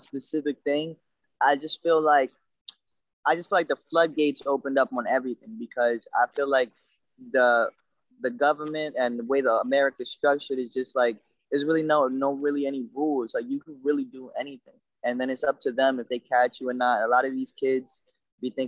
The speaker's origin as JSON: {"language": "English", "town": "New York City", "region": "New York", "country": "United States", "tie": "born or raised there", "said": "I grew up in New York"}